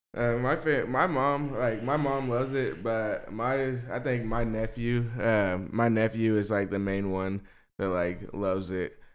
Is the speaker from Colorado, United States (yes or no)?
no; West Memphis, Arkansas, United States; I'm from West Memphis, Arkansas